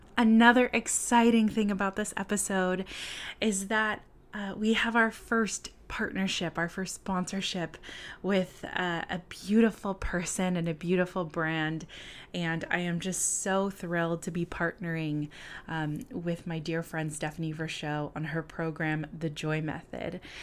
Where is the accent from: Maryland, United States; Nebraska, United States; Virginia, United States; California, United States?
California, United States; Southern; moved away as an adult; also born or lived in Buffalo, New York; I lived in Buffalo, New York for about three and a half years, but I'm originally from Southern California.